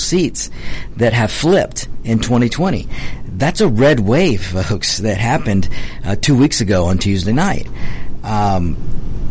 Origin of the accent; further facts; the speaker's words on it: Georgia, United States; my home state of Georgia